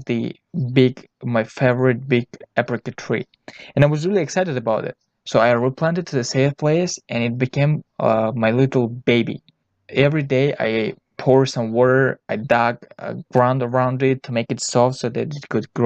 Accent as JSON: {"language": "English", "country": "Tajikistan", "tie": "born or raised there", "said": "I was born in Tajikistan"}